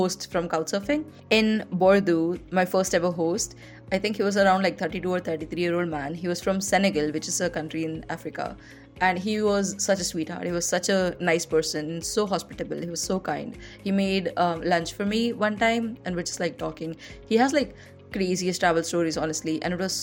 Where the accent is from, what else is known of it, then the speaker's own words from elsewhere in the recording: India; growing up in India, in the Indian society